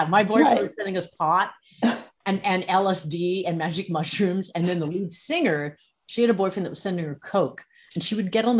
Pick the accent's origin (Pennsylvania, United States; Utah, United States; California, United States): California, United States; San Francisco; I grew up in San Francisco